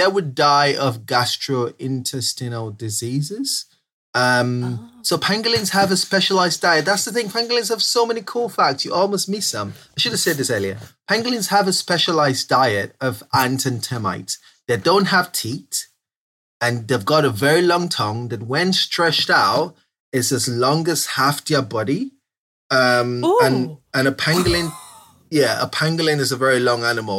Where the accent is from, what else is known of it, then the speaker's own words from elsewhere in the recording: Southeast Nigeria, Nigeria; moved away as an adult; now in United Kingdom; I grew up in Southeast Nigeria and I only moved to the UK a couple of years ago.